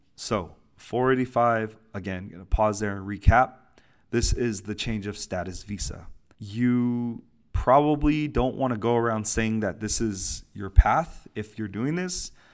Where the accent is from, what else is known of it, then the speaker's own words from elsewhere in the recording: United States; I'm born and raised in the United States.